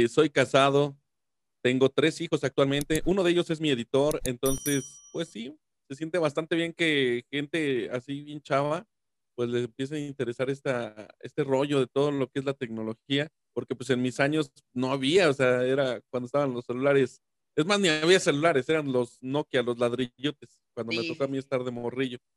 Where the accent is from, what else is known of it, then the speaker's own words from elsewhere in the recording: San Luis Potosí, Mexico; yo soy de San Luis Potosí